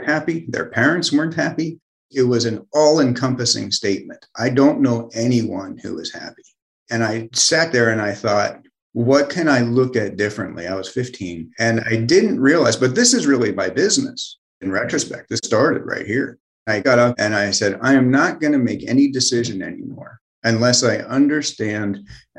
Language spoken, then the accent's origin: English; London, Ontario, Canada; moved away as an adult; also born or lived in Montreal, Quebec, Canada / New York; I grew up in a place called London, Ontario, Canada, and I was born in Montreal.